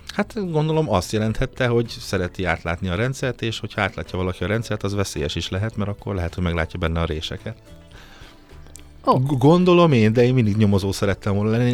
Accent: Nyíregyháza, Szabolcs-Szatmár-Bereg, Hungary; moved away as an adult; now in Budapest, Hungary; a szülővárosom. Hát igen. Én nagyon szeretem a szülővárosomat

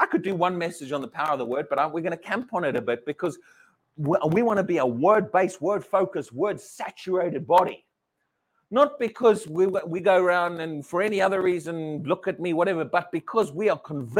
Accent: United Kingdom; We're British

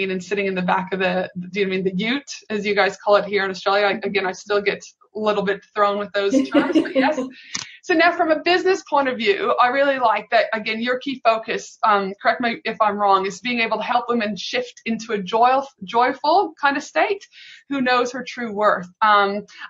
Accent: Canada; I'm from Canada

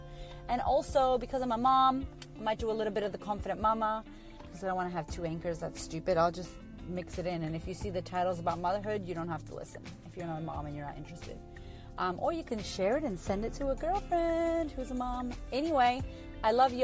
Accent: Boston, Massachusetts, United States; moved away as an adult; now in Melbourne, Australia; I live in Australia, clearly not from Australia originally. I'm from America, from Boston, and I moved here about 8 years ago

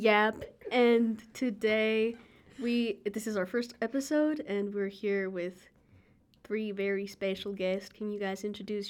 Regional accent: Santa Fe, New Mexico, United States; moved away as an adult; now in Denver, United States; I am from New Mexico.

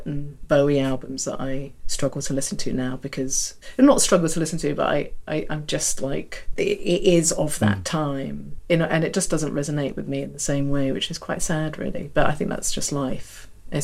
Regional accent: London, United Kingdom; I grew up in Chiswick

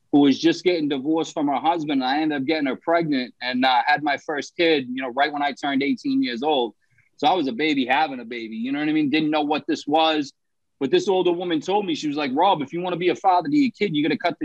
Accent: Somerville, Massachusetts, United States; I grew up in Somerville, Massachusetts. It's like right in Boston, right outside of Boston.

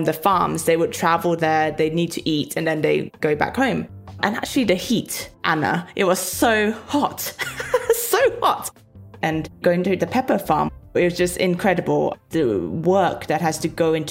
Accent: Petaling Jaya, Selangor, Malaysia; now in London, United Kingdom; I grew up in Petaling Jaya, a suburb of Kuala Lumpur, a massive cosmopolitan metropolis

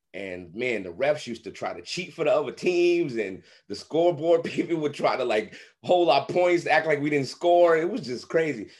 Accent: New York City, New York, United States; I grew up in Brownsville, Brooklyn, the same crazy area that Mike Tyson is from

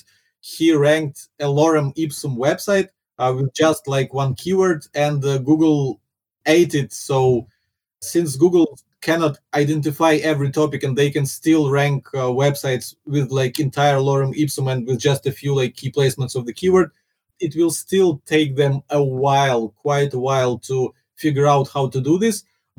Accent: Ukraine; first language Russian; English is a second language; moved away as an adult; now in Singapore; my first language is Russian

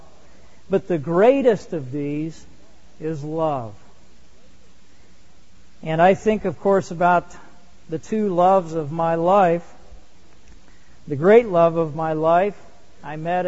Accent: Indiana, United States; I grew up in Indiana

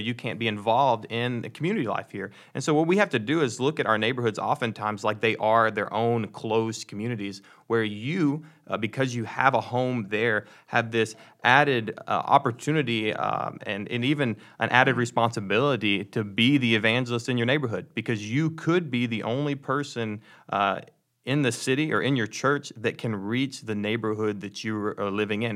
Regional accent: Dallas, Texas, United States; moved away; I'm originally from the Dallas, Texas area

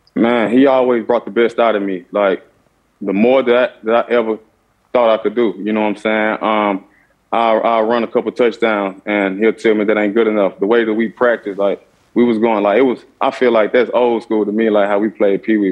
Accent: Clarksdale, Mississippi, United States; also born or lived in Arizona; I grew up in Clarksdale, Mississippi

